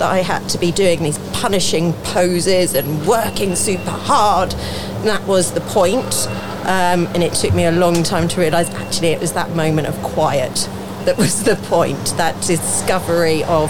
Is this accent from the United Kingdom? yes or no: yes; Farnborough, South East England, United Kingdom; also born or lived in Norwich; Originally I was from Norwich, but didn't live there very long. Moved to Farnborough.